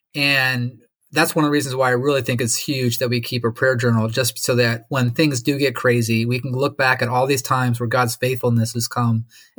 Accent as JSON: {"language": "English", "region": "Lake Michigan", "country": "United States", "tie": "born or raised there", "said": "where I grew up on Lake Michigan, where it's 50 miles across. You can't even see Chicago, except for maybe the top of the Sears Tower on a clear day."}